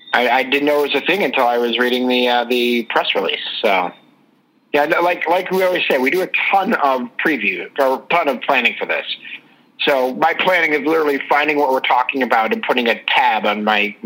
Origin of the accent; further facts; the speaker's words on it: East Coast, United States; I'm from the East Coast.